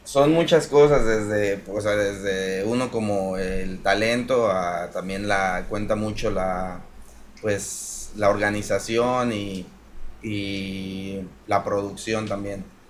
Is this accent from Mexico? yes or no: yes; Apatzingán, Michoacán, Mexico; moved away as an adult; also born or lived in Mexico City, Mexico / Prague, Czech Republic; soy de aquí de Patzingán